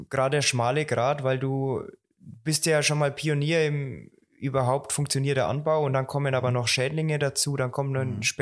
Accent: Bavaria, Germany; nee, ich bin ein Franke, also ja. ich brauche mal Schäuferler und mich zieht's heim

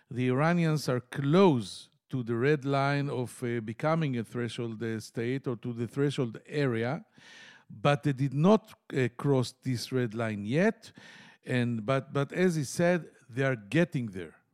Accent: Tel Aviv, Tel Aviv District, Israel; from Tel Aviv.

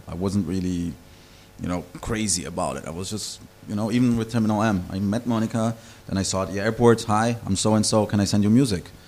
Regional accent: Brazil; moved away as an adult; also born or lived in Kleinostheim, Bavaria, Germany; now in Berlin, Germany; I was born in Brazil originally, but I grew up in Germany.

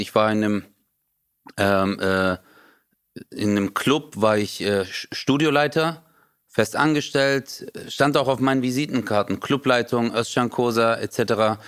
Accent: Stuttgart, Baden-Württemberg, Germany; da wo ich herkomme, Stuttgart

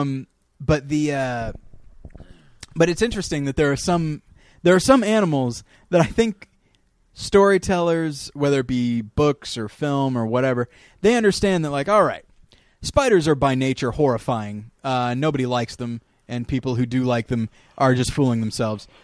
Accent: California desert, United States; I was raised in the California desert

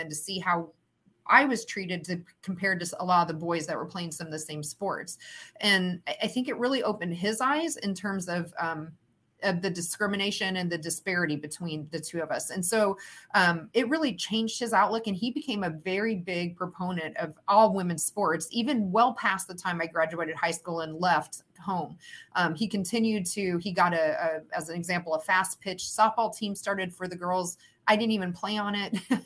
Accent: Huntingburg, Indiana, United States; I grew up in Southern Indiana, in Huntingburg, Indiana, which is close to Jasper, way down in the southern toe, if you will, of Indiana

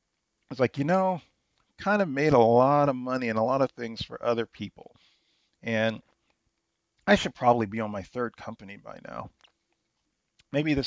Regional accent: Bay Area, California, United States; when you're a kid in the 80s, growing up in the Bay Area

